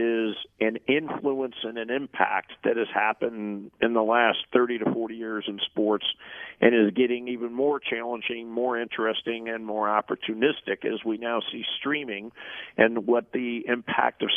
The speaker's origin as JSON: {"language": "English", "town": "St. Louis", "region": "Missouri", "country": "United States", "tie": "born or raised there", "said": "Busch Stadium where I grew up in St. Louis"}